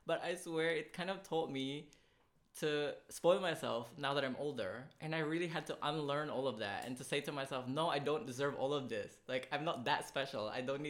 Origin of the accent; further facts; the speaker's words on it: Philippines; Number one, first con of being a Filipino. For me, the upbringing of bad financial or bad spending habits.